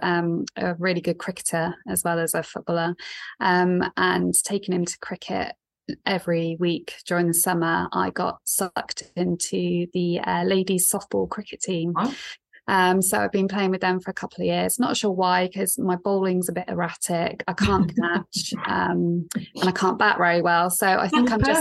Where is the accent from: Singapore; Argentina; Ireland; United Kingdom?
United Kingdom; Bristol, South West England; accent: West Country; I was born and bred in Bristol, but my dad was an English teacher